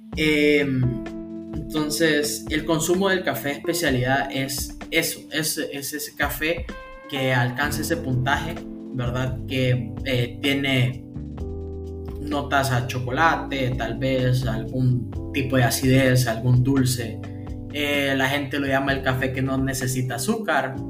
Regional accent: Honduras; yo soy hondureño

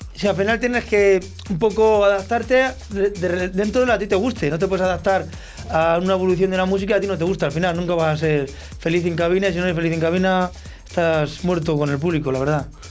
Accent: Olmedo, Castile and León, Spain; si yo soy de Olmedo

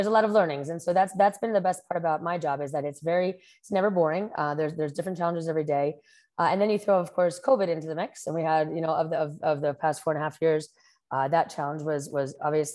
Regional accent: New Jersey, United States; moved away as an adult; also born or lived in New York City, United States; now in Costa Rica; I'm originally from New Jersey, and I've been living here in Costa Rica for the past 10 years

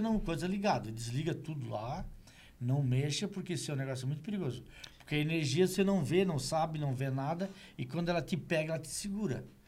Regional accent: Meleiro, Santa Catarina, Brazil; born or raised there; now in Criciúma, Brazil

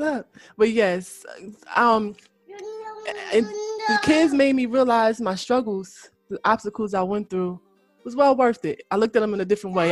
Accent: Elizabeth, New Jersey, United States; I'm from Eastwick. If people don't know, that's Elizabeth, New Jersey

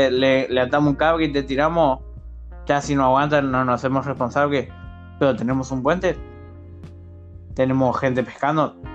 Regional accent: Peru; se soy de Perú, perdón.

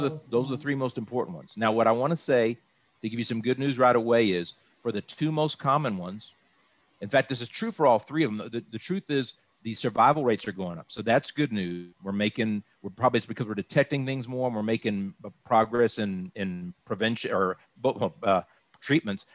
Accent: Austin, Texas, United States; moved away as an adult; also born or lived in Dallas–Fort Worth Metroplex, Texas; now in Dallas–Fort Worth, United States; I was born and raised in Austin

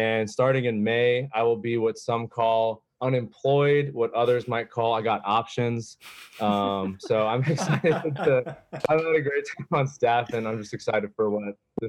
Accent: Alpharetta, Georgia, United States; now in Atlanta, United States; I went to University of Georgia. Go Dogs. I'm from Alpharetta, Georgia. I live in Hotlanta now.

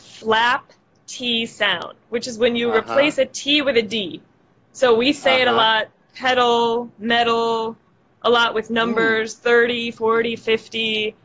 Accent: Brazil; English is a second language; I'm from Brazil.

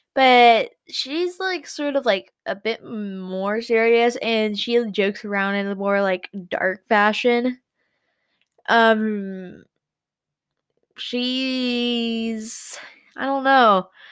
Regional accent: United States; I'm American.

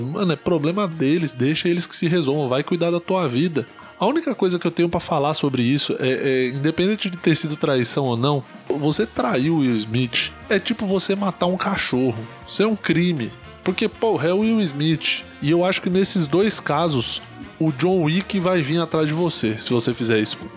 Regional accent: Ribeirão Pires, São Paulo, Brazil; Eu sou de Ribeirão Pires, no ABC, é, muita gente considera como interior, mas não é interior

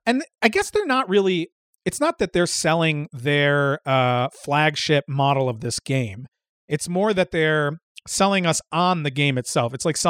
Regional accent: Midwest, United States; But we're from Midwestern boys, so it's cornhole.

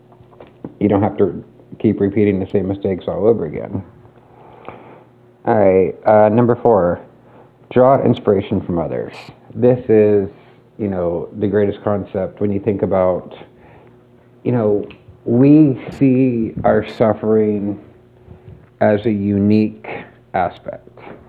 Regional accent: Pittsburgh, Pennsylvania, United States; moved away; I'm from Pittsburgh

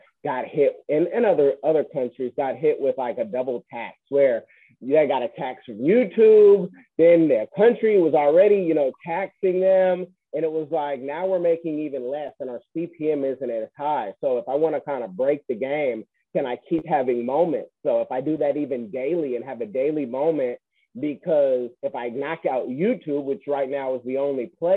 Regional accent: Bay Area, California, United States; I'm being from the Bay Area

